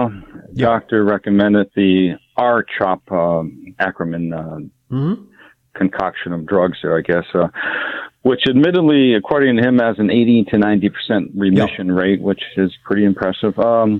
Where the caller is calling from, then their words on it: Phoenix, Arizona, United States; Phoenix, Arizona.